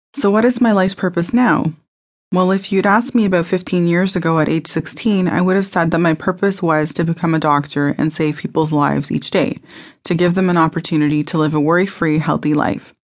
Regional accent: Mississauga, Ontario, Canada; I was born in Mississauga, Ontario, Canada, on October the seventeenth, nineteen eighty

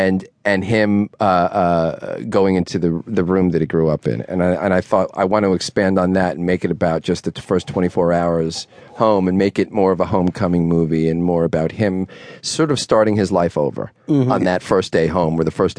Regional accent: Dix Hills, New York, United States; a friend of mine I grew up with in Dix Hills, Long Island

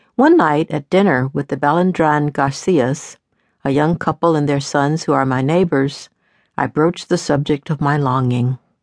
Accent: the South, United States; I grew up in the South, where we raise chickens every year for meat and for eggs

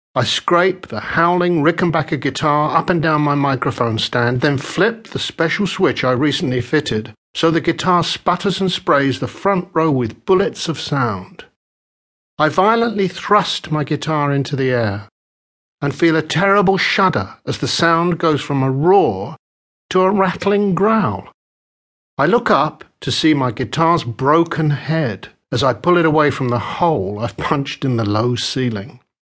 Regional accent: London, United Kingdom; I am British. I am a Londoner. I was born in West London just as the devastating Second World War came to a close.

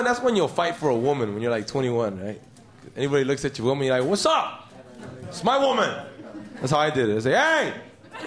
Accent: Los Angeles, California, United States; also born or lived in Mexico; I grew up in East LA as a kid, man. My mom came here with like three kids, snuck in fair and square.

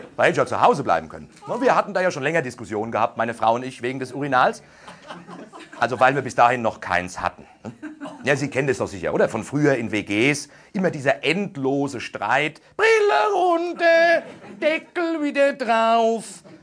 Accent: Aschaffenburg, Bavaria, Germany; Also, da wo ich herkomme, so Großraum Aschaffenburg, also von mir aus gesehen noch Bayern

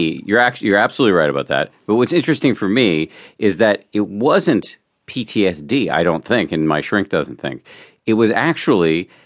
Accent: Massachusetts, United States; Yeah, I was raised in the People's Republic of Massachusetts

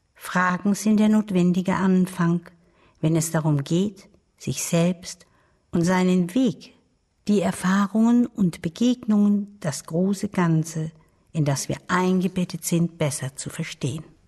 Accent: Baden-Württemberg, Germany; Ich lebte mit meiner Großmutter auf einem kleinen Bauernhof im Badischen.

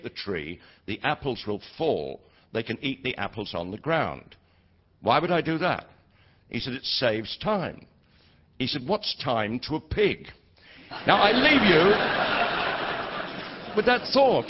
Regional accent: Leeds, Yorkshire and the Humber, United Kingdom; I was born in Leeds all those years ago.

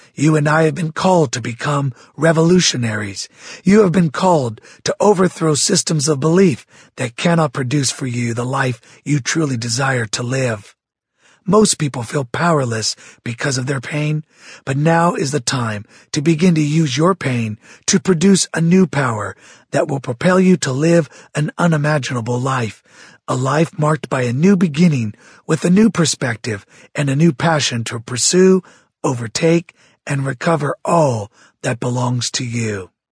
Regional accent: Santa Barbara, California, United States; I was raised in Santa Barbara, California, the youngest of six children

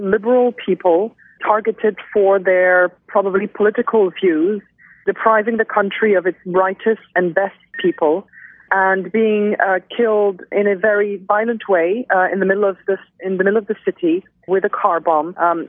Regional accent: Beirut, Beirut Governorate, Lebanon; moved away as an adult; now in Washington, United States; when I was growing up in Beirut during the Civil War.

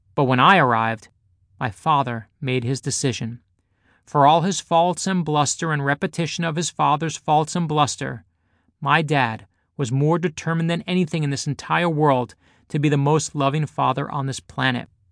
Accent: New York City, New York, United States; growing up in Brooklyn

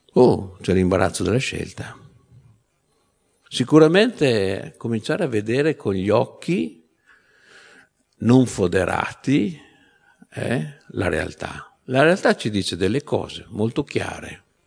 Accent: Veneto, Italy; moved away; nella mia terra d'origine che è il Veneto

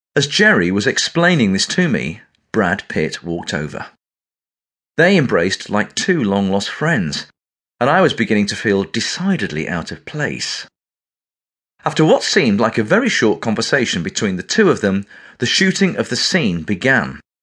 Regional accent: England, United Kingdom; accent: English

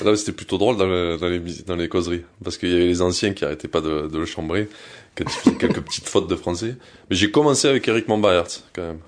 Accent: Vallauris, Provence-Alpes-Côte d'Azur, France; also born or lived in Cannes; je suis né à Cannes, comme tu l'as dit, mais je suis de Valoris juste à côté. Et en fait, euh, j'ai grandi avec les mêmes potes pendant euh, toute ma jeunesse

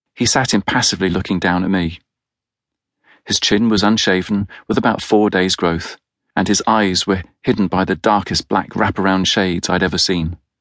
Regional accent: United Kingdom; As a Brit

